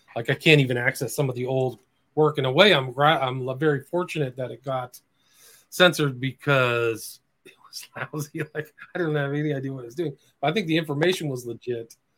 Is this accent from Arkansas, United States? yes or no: no; Nebraska, United States; moved away as an adult; also born or lived in Washington, District of Columbia, United States; I'm from the Midwest. I was born in Nebraska